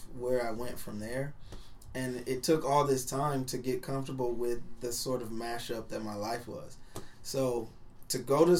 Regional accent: Omaha, Nebraska, United States; I was kind of an outcast in a different way growing up because I'm from North Omaha.

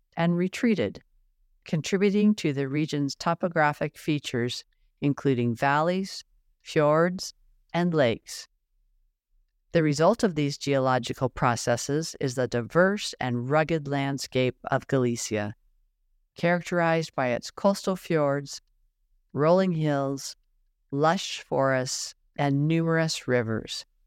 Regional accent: Washington, United States; My mom, sister, and I were born and raised in Washington State

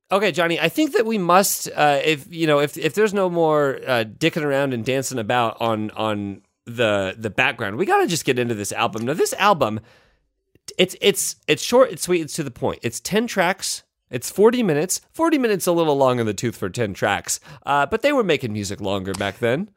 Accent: Indiana, United States; I'm from Indiana

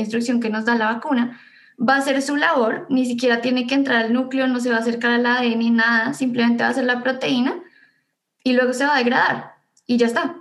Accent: Bogotá, Colombia; moved away as an adult; also born or lived in Ithaca, United States; now in United States; yo soy bogotana. Eh, nací y viví toda mi vida en Bogotá antes de venir acá

